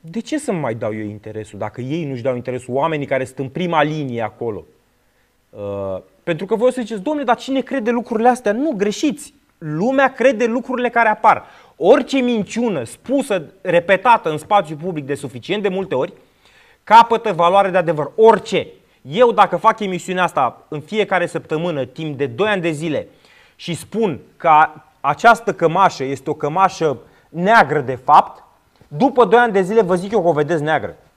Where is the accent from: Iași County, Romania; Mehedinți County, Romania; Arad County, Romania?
Mehedinți County, Romania; Drobeta-Turnu Severin; din Severin.